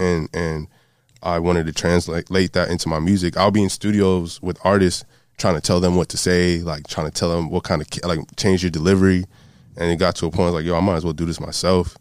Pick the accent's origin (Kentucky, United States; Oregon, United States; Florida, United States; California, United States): Florida, United States; Broward County, South; also born or lived in Miami; I'm from South Florida, uh, born in Miami, raised in Broward County